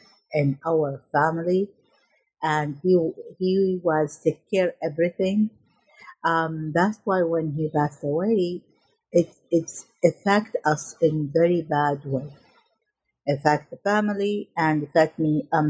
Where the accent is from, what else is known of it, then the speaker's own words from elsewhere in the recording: Najaf, Najaf Governorate, Iraq; I was born in Iraq in 1967, and I was a vivacious child who loved my family and loved the school, I remember in my first day in middle school in Najaf in Iraq